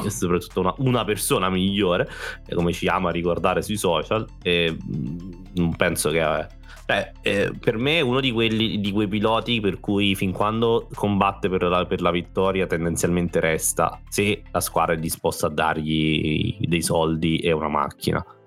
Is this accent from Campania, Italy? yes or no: yes; Naples, Campania, Italy; noi siamo indietro, siamo terroni